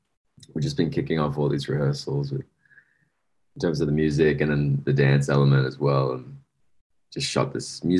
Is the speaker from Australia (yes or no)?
yes; Sydney, New South Wales, Australia; moved away as an adult; also born or lived in Los Angeles; I'm from Western Sydney in like a small hood called St. Mary's.